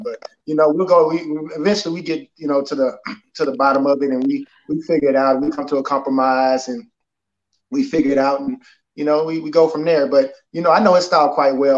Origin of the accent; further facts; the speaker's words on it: Houston, Texas, United States; I'm Houston, Texas, uh, born and raised